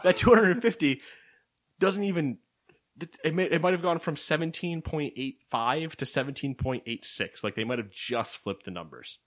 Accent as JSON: {"language": "English", "country": "United States", "said": "because we're American"}